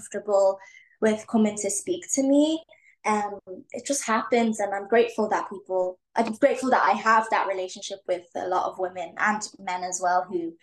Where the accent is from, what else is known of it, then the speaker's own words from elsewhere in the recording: Leixlip, Leinster, Ireland; In my hometown, I live in a town called Leixlip. It's a small town.